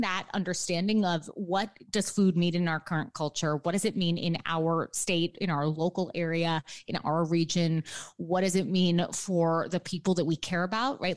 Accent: New York City, New York, United States; I am a New Yorker born and raised. So I grew up in lower Manhattan

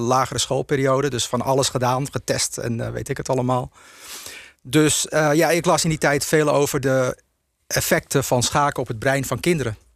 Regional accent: Zaanstreek, North Holland, Netherlands; ik ben ehm, eh, geboren in de Zaanstreek. En ik heb altijd veel in het Agatenpark gespeeld

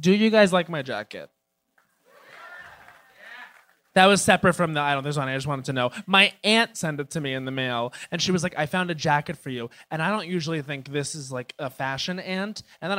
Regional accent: New York City, New York, United States; I am from New York City.

